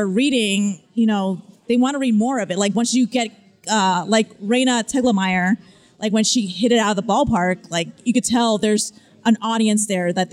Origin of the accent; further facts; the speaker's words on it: Miami, Florida, United States; accent: Miami; moved away; I have a bit of a Miami accent only when I go back home to Miami